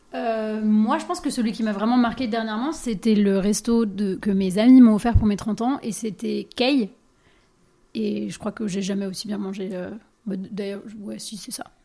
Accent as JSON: {"language": "French", "town": "Dijon", "region": "Bourgogne-Franche-Comté", "country": "France", "also_born_or_lived": "Asia", "said": "moi je viens de Dijon"}